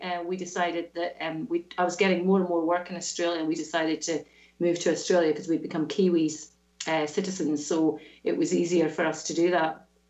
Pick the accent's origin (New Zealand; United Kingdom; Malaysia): United Kingdom; Scotland; accent: Scottish; And I've never, ever lost my Scottish accent. Although if you speak to my mum or my brother, they sound slightly different to me. My accent is definitely softened unless I speak to them.